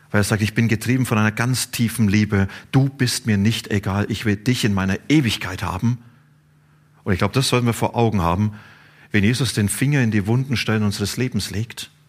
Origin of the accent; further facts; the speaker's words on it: Bavaria, Germany; Ich komme aus Franken. Und in Franken gibt es ein Wort, das heißt Bastion.